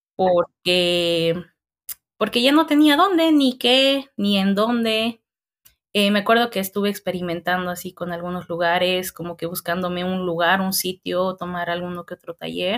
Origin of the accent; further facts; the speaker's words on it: Colla, western highlands, Bolivia; moved away; Muy coya soy para esta ciudad.